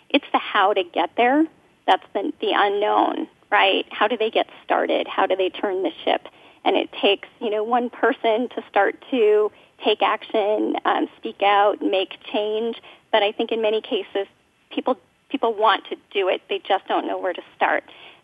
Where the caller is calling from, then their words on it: Minnesota, United States; Well, I'm in Minnesota, and I would normally say Minnesota, but our snow that did come is actually melting.